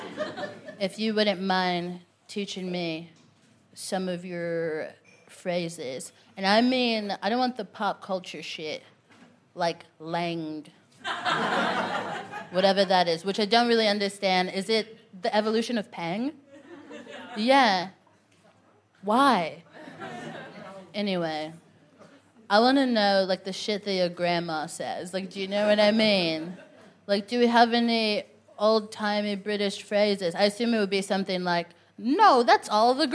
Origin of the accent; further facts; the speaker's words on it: Texas, United States; now in London, United Kingdom; I'm from Texas, which is a bad place.